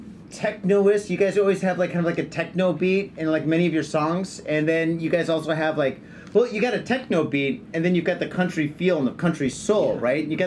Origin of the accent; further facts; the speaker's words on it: Detroit, Michigan, United States; now in Japan; I grew up in Detroit.